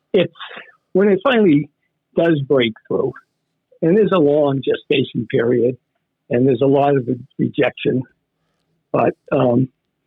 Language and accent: English; Weymouth, Massachusetts, United States; also born or lived in Boston; Weymouth was my home turf, you know, born in Boston. But when I was very young, my family moved down to the South Shore